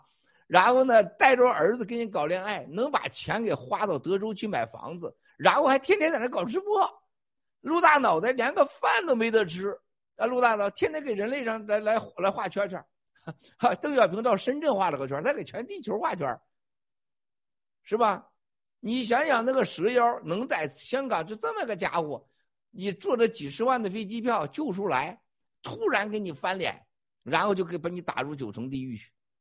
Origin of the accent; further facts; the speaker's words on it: Zhengzhou, Henan, China; 我当年去台湾，我就个感受台湾人为啥可爱呀？你你从哪来的啊？我说我是从郑州来的，啊，郑州啥地方啊？问问，没问题。